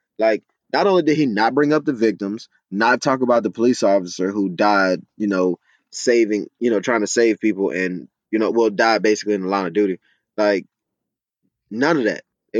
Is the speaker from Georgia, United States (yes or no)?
yes; Marietta, Georgia, United States; I'm from Atlanta, Georgia. I'm actually from the north part of Atlanta. I'm from the suburbs of Marietta in the county of Cobb County.